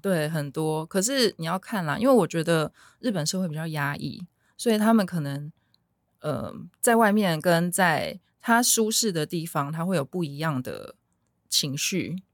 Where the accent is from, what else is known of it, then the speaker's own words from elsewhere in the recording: Taiwan; 我们台湾人比较直来直往